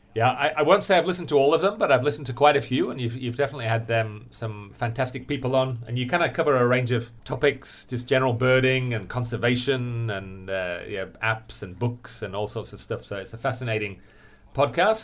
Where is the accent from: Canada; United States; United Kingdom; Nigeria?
United Kingdom; England; I'm English